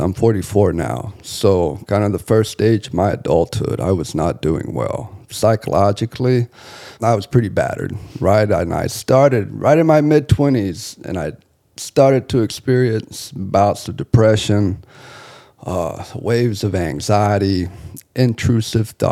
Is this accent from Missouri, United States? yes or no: no; Bible Belt of Texas, United States; moved away; also born or lived in Cozumel, Mexico; I was raised in the Bible Belt of Texas